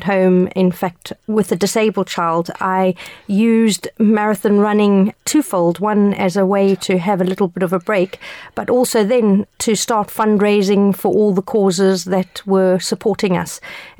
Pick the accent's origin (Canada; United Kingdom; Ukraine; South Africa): South Africa; moved away; I immigrated here from South Africa many years ago